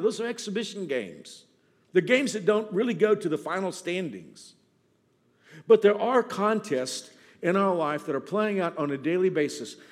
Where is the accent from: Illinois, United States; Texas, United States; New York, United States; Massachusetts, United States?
Texas, United States; I grew up in Texas